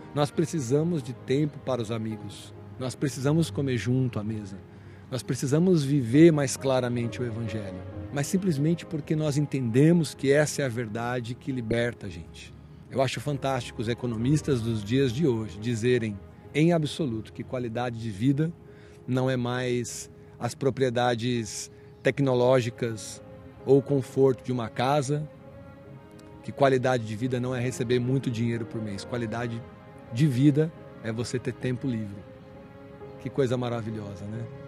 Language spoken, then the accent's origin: Portuguese; Santo André, São Paulo, Brazil; pastor na minha cidade natal, que é Santo André, São Paulo.